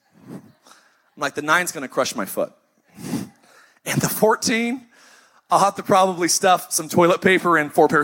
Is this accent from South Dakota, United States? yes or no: no; Idaho, United States; now in Orange County, United States; I'm from Idaho.